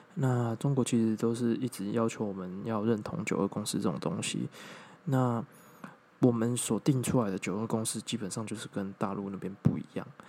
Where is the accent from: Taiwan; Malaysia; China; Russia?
Taiwan; 我们从小到大所觉得说我们是台湾人